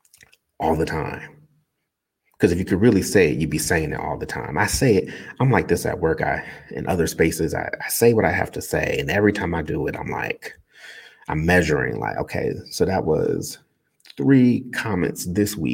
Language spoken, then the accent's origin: English; Newark, New Jersey, United States; I grew up in Newark